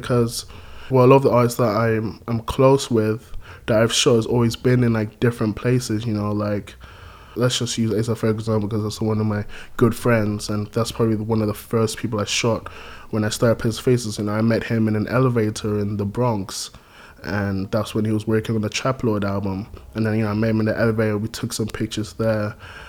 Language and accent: English; Gambia; like growing up in Gambia, there was a huge like reggae influence there.